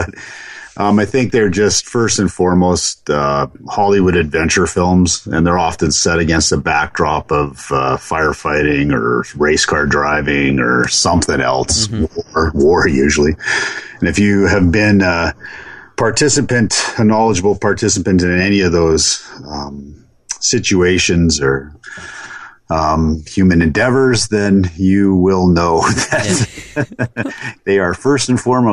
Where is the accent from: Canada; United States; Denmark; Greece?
Canada; Calgary, Alberta; I grew up in Calgary, Alberta, so I could see the mountains on the western horizon of the city.